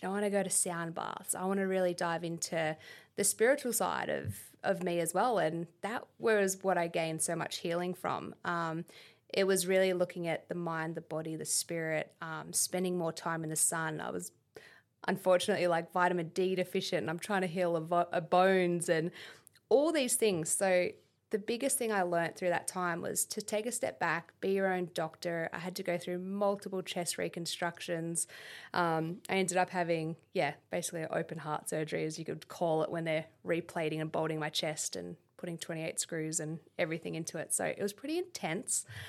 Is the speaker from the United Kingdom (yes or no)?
no; Canberra, Australian Capital Territory, Australia; moved away as an adult; also born or lived in United States; my upbringing here in Canberra, um, we grew up in Duffy, opposite the Pine Forest